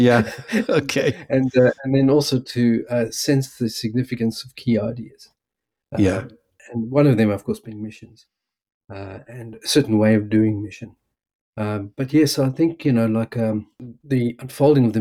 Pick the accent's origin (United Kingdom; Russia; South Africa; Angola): South Africa; also born or lived in United States; now in Melbourne, Australia; originally from South Africa, as my accent might give away